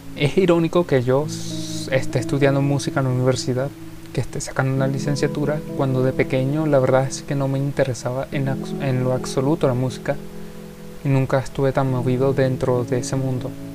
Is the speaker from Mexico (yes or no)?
no; Venezuela; soy de Venezuela